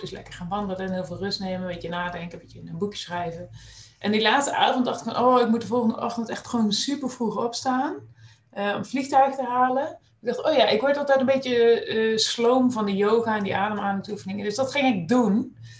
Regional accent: Nijmegen, Gelderland, Netherlands; moved away as an adult; also born or lived in Groningen; geboren en getogen in Nijmegen

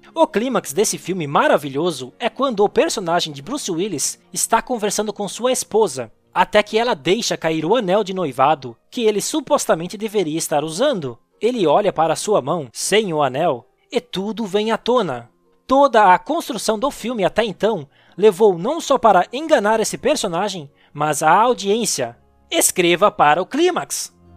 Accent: Santa Catarina, Brazil; eu sou natural de Santa Catarina, um estado do sul do Brasil

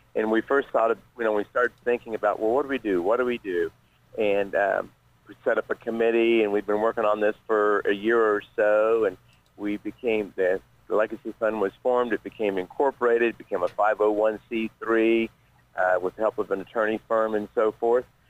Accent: Ripley County, Indiana, United States; born or raised there

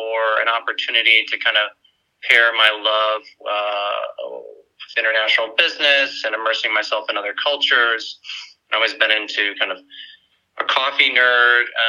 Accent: Tucson, Arizona, United States; moved away as an adult; also born or lived in New York / Bay Area, California / Phoenix, Arizona; Growing up in Arizona, funny enough, my family was into scuba diving

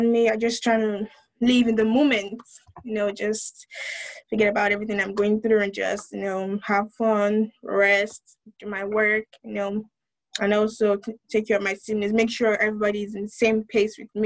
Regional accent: Wichita, Kansas, United States; I'm from Wichita, Kansas

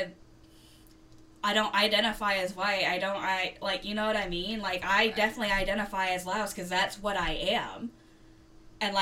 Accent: the South, United States; I was born in the U.S., I was born and raised in the South

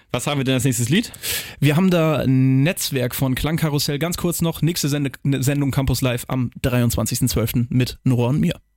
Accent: Lower Saxony, Germany; ich komme direkt aus der Nähe von Schesel, vom Eichenring Schesel, wo ja jedes Jahr das Hurricane Festival stattfindet

